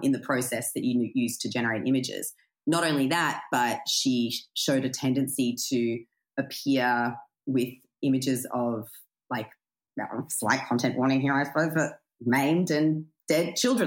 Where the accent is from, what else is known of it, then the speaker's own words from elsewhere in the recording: Australia; I grew up in a country town